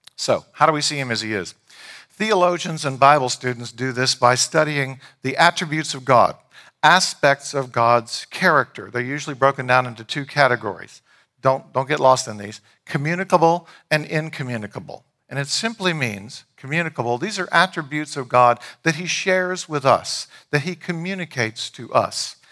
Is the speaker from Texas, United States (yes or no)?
no; Leesburg, Virginia, United States; I grew up in downtown Leesburg